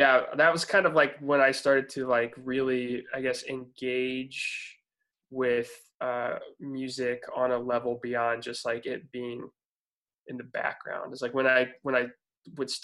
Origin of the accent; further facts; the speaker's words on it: Warsaw, Indiana, United States; I was born and raised in Warsaw, Indiana, which is a small town, like north central Indiana